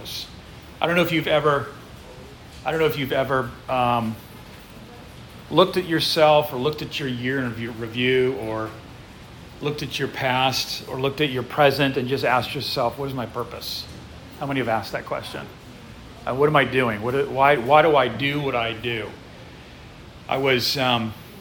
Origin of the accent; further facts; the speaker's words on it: United States; also born or lived in Ukraine; growing up as an American